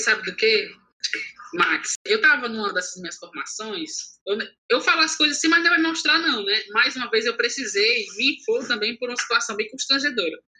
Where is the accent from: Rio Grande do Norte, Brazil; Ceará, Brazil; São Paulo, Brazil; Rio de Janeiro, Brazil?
Ceará, Brazil; Fortaleza; eu cresci minha vida, eu sou da periferia de Fortaleza